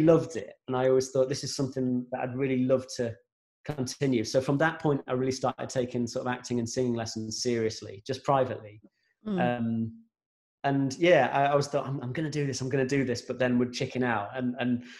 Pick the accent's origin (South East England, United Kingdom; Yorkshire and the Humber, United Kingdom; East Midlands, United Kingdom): Yorkshire and the Humber, United Kingdom; Grimsby; we're from Grimsby, and we'd be going down to London all the time.